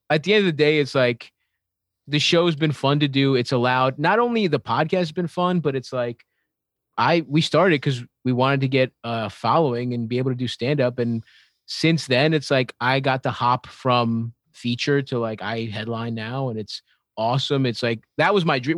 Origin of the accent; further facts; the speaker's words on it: Baltimore, Maryland, United States; I grew up in Baltimore